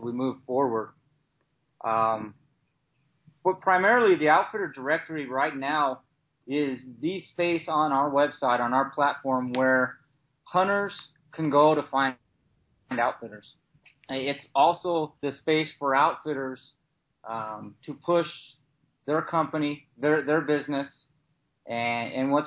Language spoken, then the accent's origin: English; Utah, United States; I'm from Utah